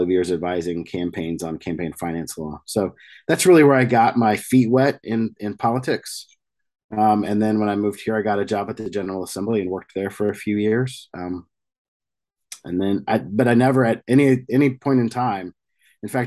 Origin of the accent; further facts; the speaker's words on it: rural New Mexico, United States; I grew up in rural New Mexico